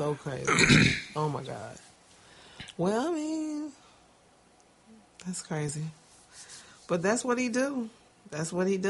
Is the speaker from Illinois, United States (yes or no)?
yes; Chicago, Illinois, United States; Oh, because I'm a Chicagoan?